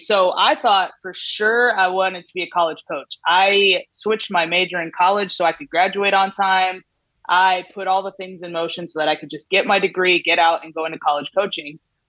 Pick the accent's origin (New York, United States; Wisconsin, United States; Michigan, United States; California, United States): California, United States; Southern; moved away as an adult; also born or lived in West Virginia; the thing about growing up in Southern California is we don't have college towns